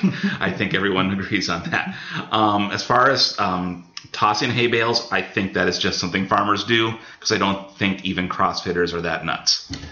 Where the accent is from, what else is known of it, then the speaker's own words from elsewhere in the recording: Hector, Minnesota, United States; growing up in Hector, I know some farm things